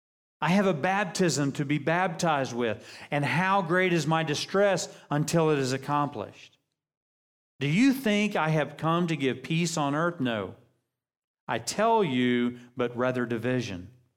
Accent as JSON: {"language": "English", "country": "United States", "said": "I love being American."}